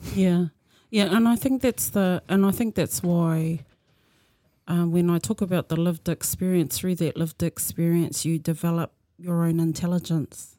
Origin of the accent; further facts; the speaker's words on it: Tokoroa, Waikato, New Zealand; moved away; I was born and bred in Tokoro